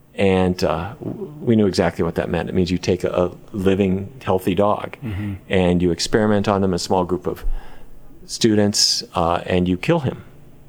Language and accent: English; Fargo, North Dakota, United States; Well, I grew up in Fargo. I don't know if you've ever been there. I can't say entirely recommend it, but that's where I grew up.